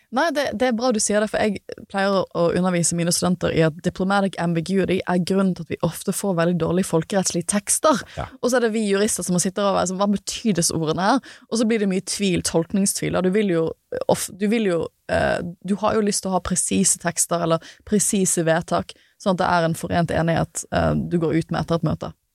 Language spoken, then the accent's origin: Norwegian; Norway; jeg er en praktikant fra Norge